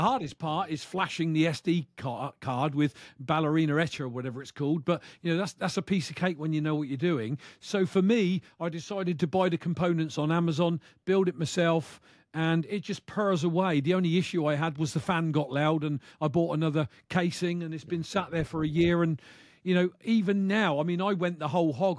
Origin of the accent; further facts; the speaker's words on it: United Kingdom; from the U K